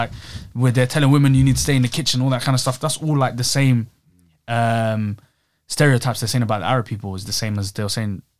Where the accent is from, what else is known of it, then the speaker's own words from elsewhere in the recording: England, United Kingdom; And I'm there, a tourist, like, oh, I'm English.